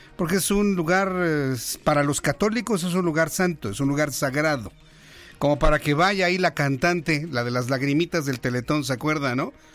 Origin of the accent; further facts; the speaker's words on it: Mexico; como mexicanos que somos y que queremos a la Virgen de Guadalupe